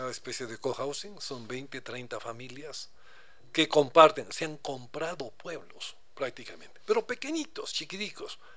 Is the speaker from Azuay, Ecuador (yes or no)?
no; Quito, Pichincha, Ecuador; Somos enamorados de Quito, viví otro Quito lindo, lindo.